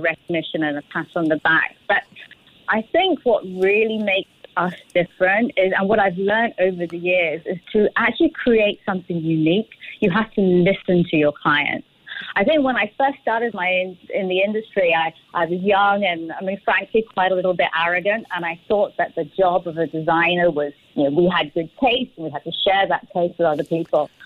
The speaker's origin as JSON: {"language": "English", "country": "United Kingdom", "moved": "as an adult", "lives_now": "Singapore", "said": "I'm Singaporean now, but I originally came from the UK"}